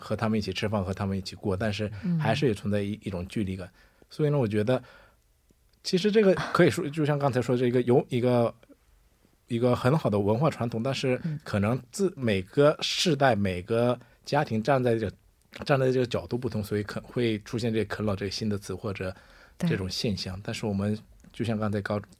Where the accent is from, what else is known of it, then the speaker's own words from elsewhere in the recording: China; 我小时候就住在中国，没有和我的祖父母住在一起。